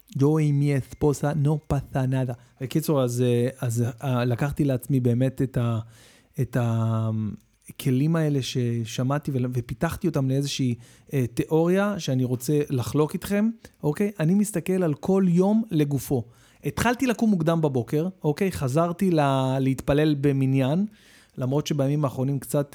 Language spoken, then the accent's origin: Hebrew; Israel; אנחנו ישראלים